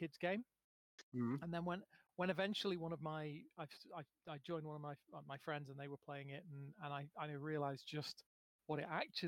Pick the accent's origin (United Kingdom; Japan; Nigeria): United Kingdom; first language English; as a as a British person, I only really speak English.